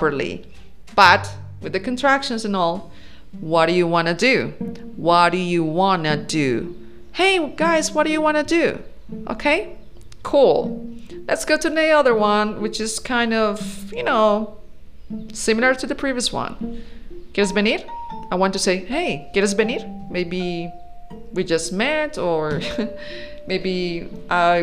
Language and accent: English; Colombia; English is a second language; I am from Colombia, and we say, vamos para la fiesta